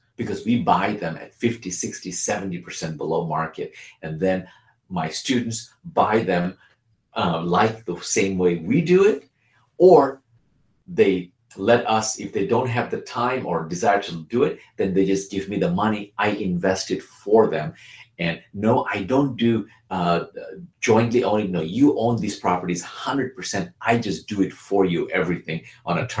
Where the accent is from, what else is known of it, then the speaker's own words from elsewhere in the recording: Bangladesh; now in United States; I'm originally from Bangladesh